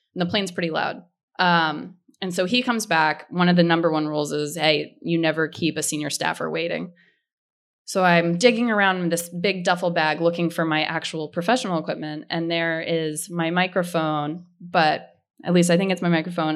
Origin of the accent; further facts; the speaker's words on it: outside of Philadelphia, Pennsylvania, United States; I grew up outside of Philadelphia